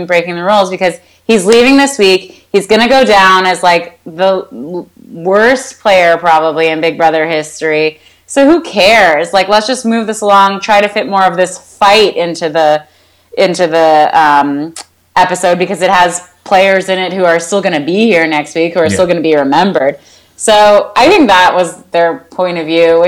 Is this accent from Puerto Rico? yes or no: no; Canada; I'm Canadian